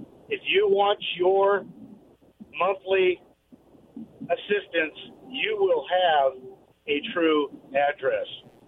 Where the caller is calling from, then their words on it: Kent, Washington, United States; in Kent.